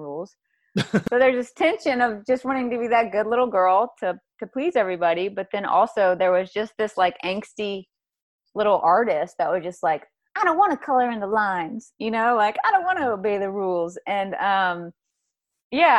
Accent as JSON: {"language": "English", "region": "South Carolina", "country": "United States", "tie": "born or raised there", "moved": "yes", "lives_now": "Santa Barbara, United States", "said": "I came from the South, South Carolina."}